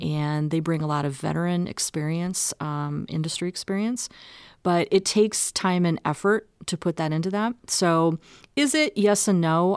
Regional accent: Omaha, Nebraska, United States; I'm actually a native of Omaha. So this is my hometown

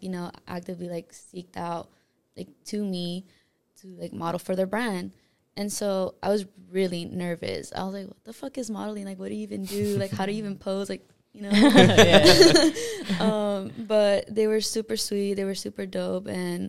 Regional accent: Los Angeles, California, United States; So, I'm originally from South Central LA. I was born and raised in LA as well.

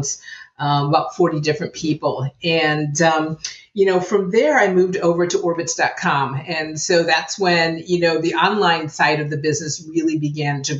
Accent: Chicago, Illinois, United States; I'm born and raised in the Chicago area.

